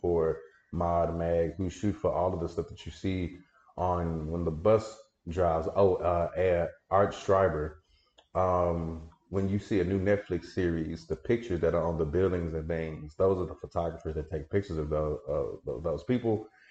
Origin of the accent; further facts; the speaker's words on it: Dallas, Texas, United States; moved away as an adult; also born or lived in Prairie View, Texas; now in Houston, United States; I grew up in Dallas, the Oak Cliff area